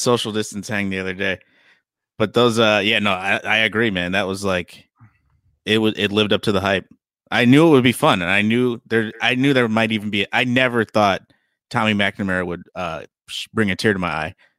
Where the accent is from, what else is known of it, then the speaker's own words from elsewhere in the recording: Chicago, Illinois, United States; now in Los Angeles, United States; I'm from Chicago